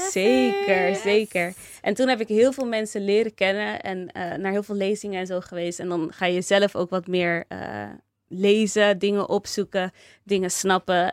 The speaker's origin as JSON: {"language": "Dutch", "town": "Rotterdam", "region": "South Holland", "country": "Netherlands", "tie": "born or raised there", "also_born_or_lived": "Delft", "said": "En ik ben in Rotterdam geboren en getogen. Toen ging ik verhuizen naar Delft."}